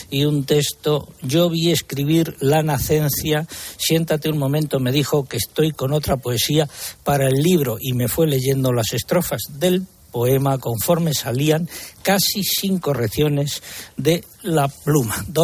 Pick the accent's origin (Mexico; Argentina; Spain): Spain; Extremadura; Buenos días, don César, y bienvenidos a, mi tierra.